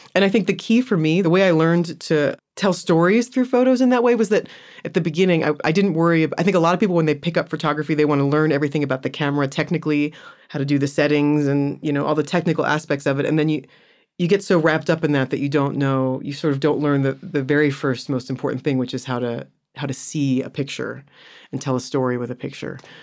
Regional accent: United States; moved away as an adult; now in Johannesburg, South Africa; I'm American

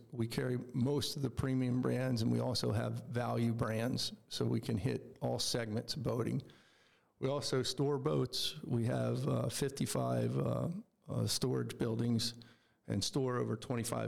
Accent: Maryland, United States; moved away as an adult; also born or lived in Seattle; now in Coeur d'Alene, United States; I grew up on the East Coast in Maryland, and I spent my childhood there.

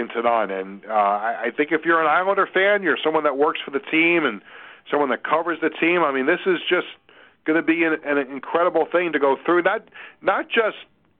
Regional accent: East Meadow, New York, United States; growing up in East Meadow and riding my bicycle to the Nassau Coliseum

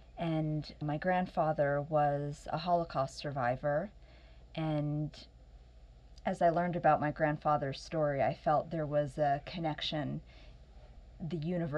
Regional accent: near Disney World, Florida, United States; my father raised our family near Disney World

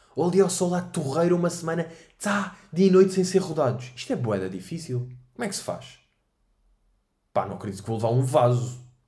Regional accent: Portugal; nós somos da Europa desenvolvida

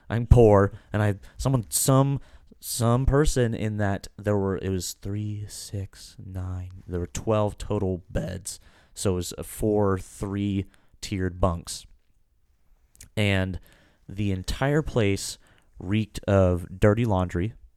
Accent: Kansas, United States; We're from Kansas

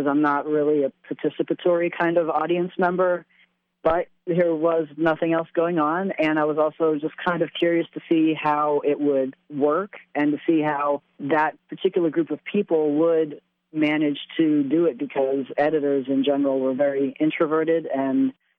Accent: Bloomsburg, Pennsylvania, United States; moved away; I'm from Bloomsburg. I was born and raised here.

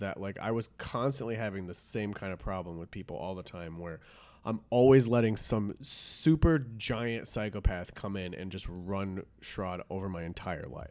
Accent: Detroit area, Michigan, United States; I grew up in Detroit area. It wasn't, like, in the city proper

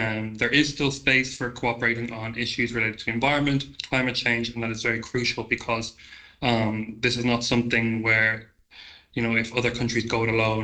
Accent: Ireland; being an Irish citizen

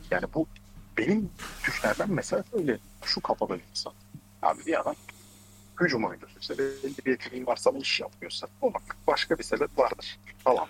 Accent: Ankara, Turkey; ben Ankaralıyım.

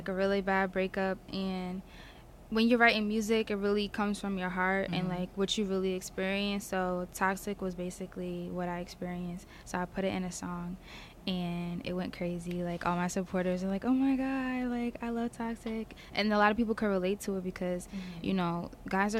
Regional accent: Piscataway, New Jersey, United States; I'm from Piscataway, New Jersey

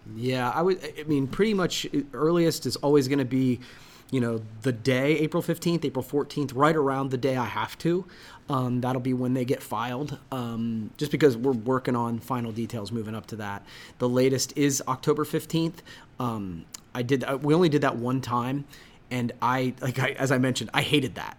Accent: Coshocton, Ohio, United States; I am from Coshocton.

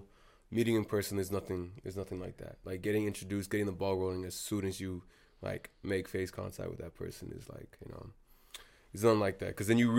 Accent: Wellesley, Massachusetts, United States; but I spent a lot of time in Boston, and aside from like all like me growing up in Wellesley, you know what it's like, bro. Like, when I first got here, I was the new kid.

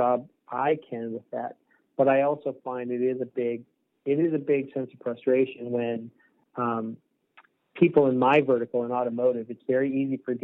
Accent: Eastern Canada, Canada; I'm from Eastern Canada

